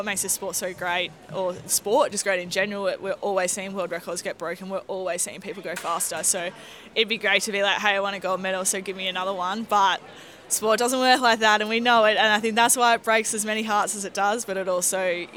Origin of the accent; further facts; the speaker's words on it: Victoria, Australia; I'm a little country girl from Victoria